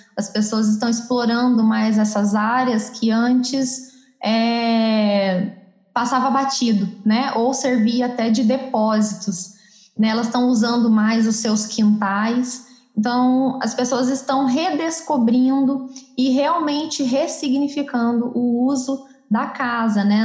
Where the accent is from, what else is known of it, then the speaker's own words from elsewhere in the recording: Campos Gerais, Minas Gerais, Brazil; moved away as an adult; now in Campinas, Brazil; sou mineira, né, sou natural da cidade de Campos Gerais e atualmente moro em Campinas, moro aqui já faz oito anos.